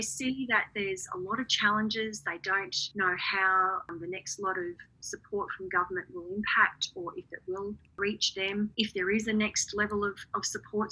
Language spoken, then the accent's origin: English; Redland City, Queensland, Australia; in my hometown of Redlands City